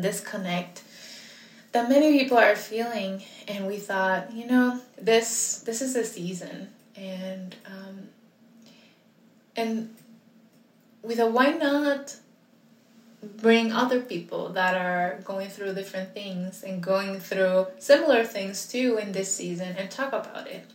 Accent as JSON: {"language": "English", "country": "Puerto Rico", "said": "I am also Puerto Rican."}